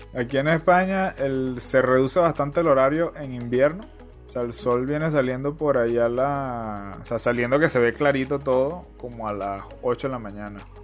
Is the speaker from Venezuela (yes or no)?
yes; Venezuela; moved away; yo soy venezolano